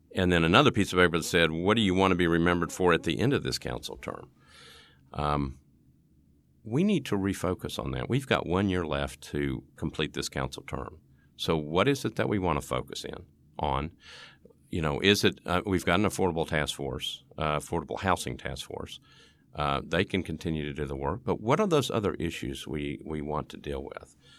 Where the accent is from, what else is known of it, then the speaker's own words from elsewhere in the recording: East Tennessee, United States; I'm from East Tennessee